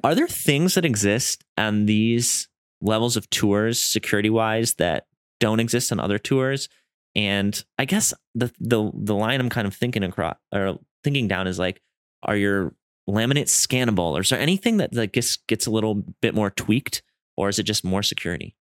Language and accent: English; Wisconsin, United States; moved away as an adult; also born or lived in San Diego; I'm from Wisconsin, so I moved